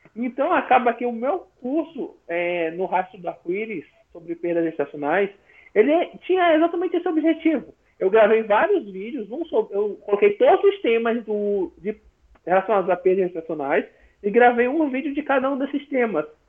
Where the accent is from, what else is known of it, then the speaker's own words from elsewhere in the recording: São Luís, Maranhão, Brazil; eu sou de São Luís, Maranhão